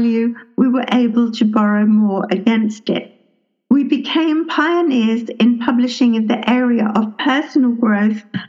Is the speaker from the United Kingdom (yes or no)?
yes; England, United Kingdom; also born or lived in London; I grew up in England. I was born in London.